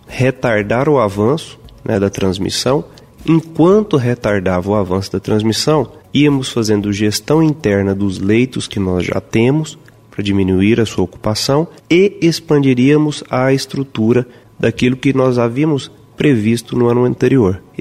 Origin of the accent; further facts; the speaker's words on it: São Luís de Montes Belos, Goiás, Brazil; born there; há um ano e cinco meses estou aqui no estado de Goiás, o meu estado, já que eu sou nascido em São Luís de Montes Belos, né